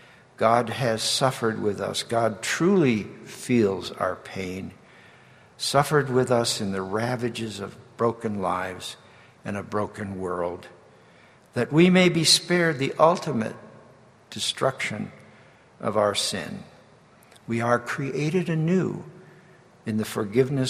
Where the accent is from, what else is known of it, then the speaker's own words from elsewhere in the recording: New Jersey, United States; When I was growing up in New Jersey